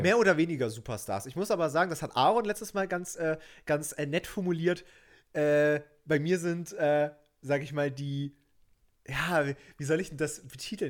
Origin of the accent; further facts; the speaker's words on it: Germany; bin ich ein richtiger Deutscher